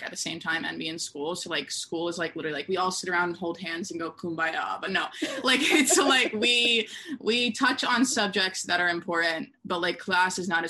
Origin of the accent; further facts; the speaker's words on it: Chapel Hill, North Carolina, United States; I grew up in Chapel Hill, like where UNC is.